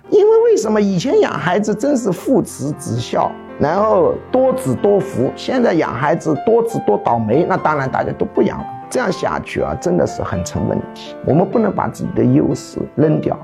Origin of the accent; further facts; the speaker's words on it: China; 我们中国人